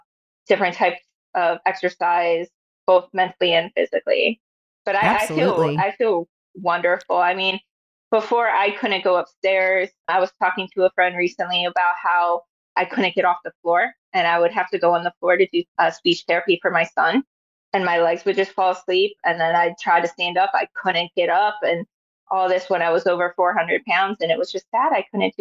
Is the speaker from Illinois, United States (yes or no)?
yes; Chicago, Illinois, United States; I'm from Chicago